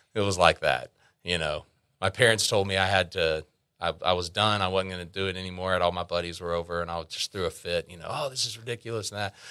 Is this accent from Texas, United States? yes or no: yes; Arlington, Texas, United States; also born or lived in Grand Prairie, Texas; I'm from here, from Arlington. I, uh, was born in Arlington. I did, uh, move away from Arlington for four years during high school, about twenty minutes down the road into Grand Prairie, next town over